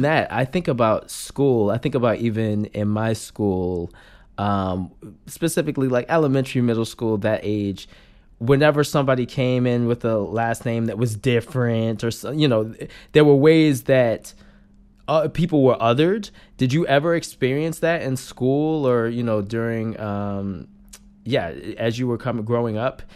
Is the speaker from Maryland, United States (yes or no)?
yes; Randallstown, Maryland, United States; I'm from Maryland, too. We're D M V for sure